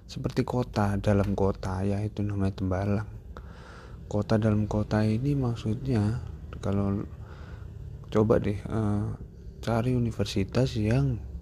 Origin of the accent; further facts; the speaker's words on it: Pematang Siantar, North Sumatra, Indonesia; born there; saya lahir di Pematang Siantar, anak kelahiran tahun 97, 19 September.